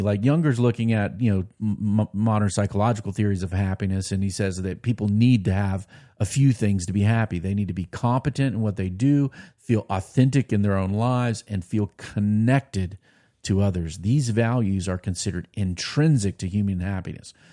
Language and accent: English; United States; as American Christians